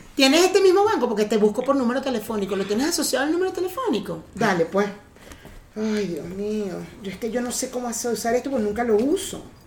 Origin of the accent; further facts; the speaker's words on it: Venezuela; now in Mexico; yo nací en Venezuela